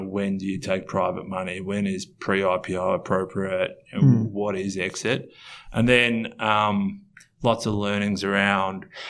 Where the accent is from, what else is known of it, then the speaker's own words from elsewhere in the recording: Australia; we're from Australia.